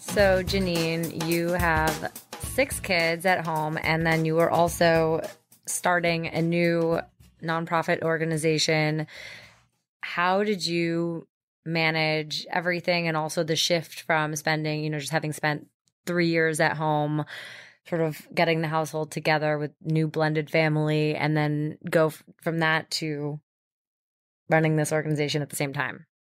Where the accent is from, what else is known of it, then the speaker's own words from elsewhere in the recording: New York City, New York, United States; I'm born and raised in New York City.